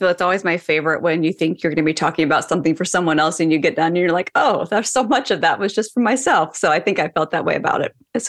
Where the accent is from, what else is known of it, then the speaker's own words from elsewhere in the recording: Seattle, Washington, United States; now in Los Angeles, United States; I'm currently in Los Angeles, but I'm from Seattle area.